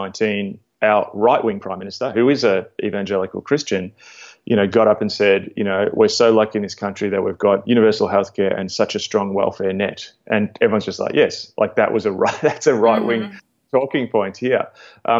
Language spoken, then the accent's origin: English; Melbourne, Victoria, Australia; as an Australian evangelical